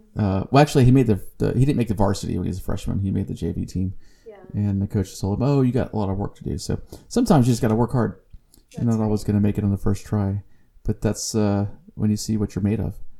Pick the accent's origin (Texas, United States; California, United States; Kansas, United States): Texas, United States; Corpus Christi; CC is Corpus Christi, that's my hometown